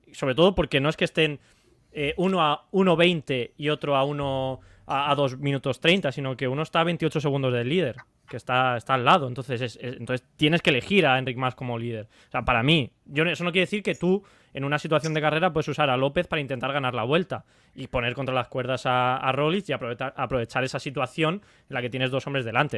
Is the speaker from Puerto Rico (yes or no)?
no; Spain; aquí en España